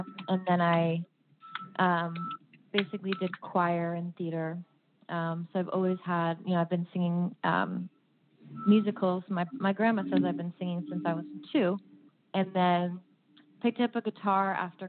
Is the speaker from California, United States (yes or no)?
yes; Los Angeles, California, United States; now in Napa Sonoma area, United States; I'm originally from Los Angeles. My family's in Los Angeles